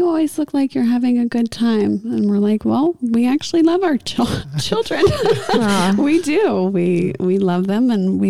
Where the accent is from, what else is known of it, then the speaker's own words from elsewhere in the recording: Tennessee, United States; I'm from Tennessee, too.